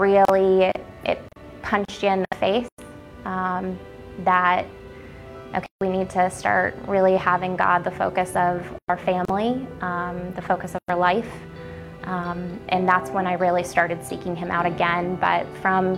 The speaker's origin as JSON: {"language": "English", "town": "Naples", "region": "Florida", "country": "United States", "said": "I am from Naples, Florida. I've been here since 96"}